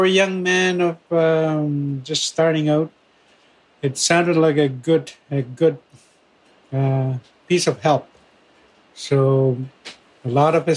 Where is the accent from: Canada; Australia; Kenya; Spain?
Canada; Fort Albany, Ontario; I am from Fort Albany First Nation